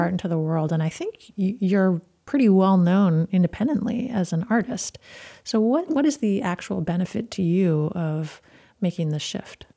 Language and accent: English; Burlington, Vermont, United States; moved away; I was born in Burlington, and I've, I went to medical school in Burlington